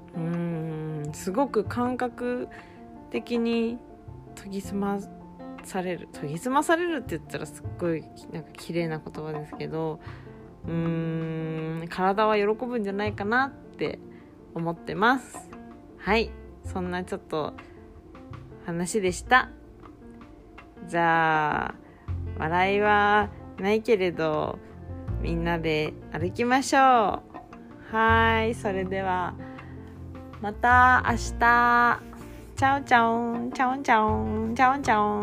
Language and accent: Japanese; Kumamoto, Japan; moved away as an adult; now in Tokyo, Japan; 私はもともと熊本 生まれ熊本育ちで二十20歳の時に東京へ引っ越して